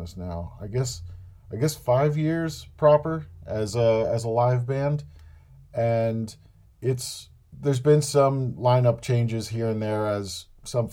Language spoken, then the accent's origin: English; New Jersey, United States; born or raised there